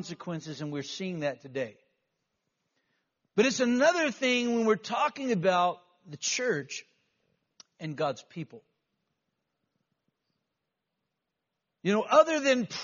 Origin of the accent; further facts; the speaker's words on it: United States; as a kid, we went to class and we recited the Pledge of Allegiance before we started our day. This was a unifying time as young American kids